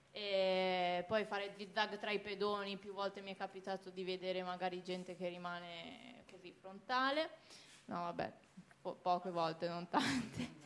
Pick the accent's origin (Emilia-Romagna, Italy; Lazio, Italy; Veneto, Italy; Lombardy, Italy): Lombardy, Italy; Busto Arsizio; vengo da Busto Arsizio, la ridente